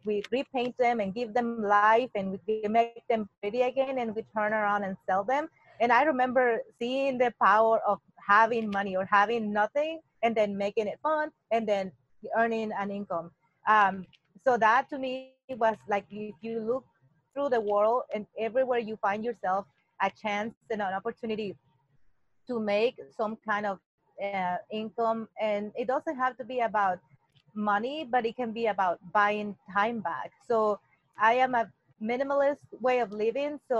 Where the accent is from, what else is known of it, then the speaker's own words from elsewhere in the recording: Mexico City, Mexico; English is a second language; moved away as an adult; now in United States; I was born and raised in Mexico and living in the Mexico City